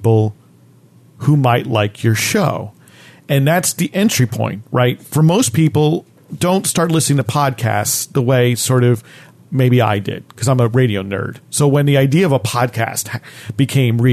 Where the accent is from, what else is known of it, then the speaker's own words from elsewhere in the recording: New Jersey, United States; growing up in New Jersey, you learned that history